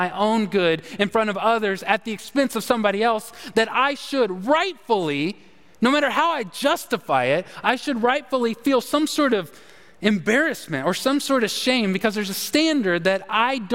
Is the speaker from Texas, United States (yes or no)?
yes; Texas, United States; moved away; I'm a Longhorn. I'm a Texan